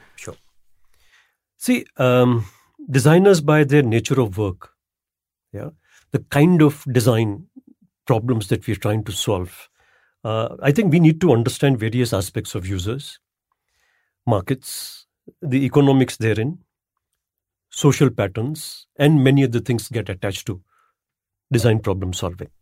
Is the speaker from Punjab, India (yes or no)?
no; Ahmedabad, Gujarat, India; I'm from Ahmedabad, by the way, and Ahmedabad had Ahmedabad at one point of time was declared as the Manchester of India. Manchester in UK was a textile hub. Hmm. my childhood was spent in you know in in Ahmedabad